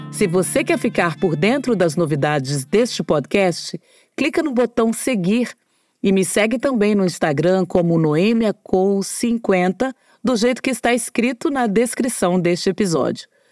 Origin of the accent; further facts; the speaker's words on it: Brasília, Federal District, Brazil; Durante a minha adolescência em Brasília